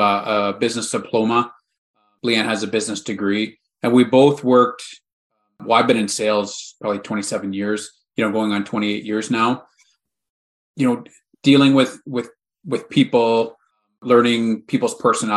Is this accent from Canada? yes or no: yes; Canada; We're Canadian